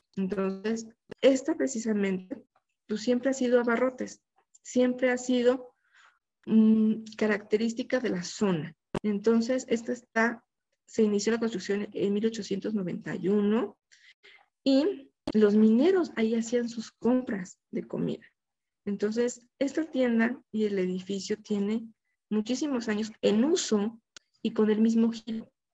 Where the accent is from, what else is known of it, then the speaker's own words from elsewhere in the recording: Mexico; como mexicanos